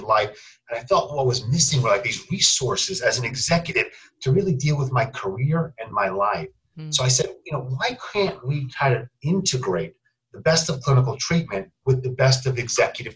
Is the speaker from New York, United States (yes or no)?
yes; New York, United States; I grew up in New York